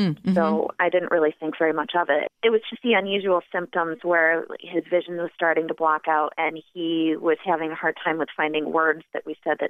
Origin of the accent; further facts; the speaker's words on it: Walworth, New York, United States; I grew up in Walworth.